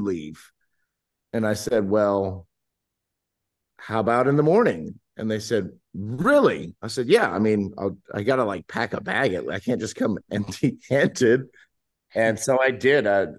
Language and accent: English; Southern California, United States; also born or lived in South Louisiana; growing up in Southern California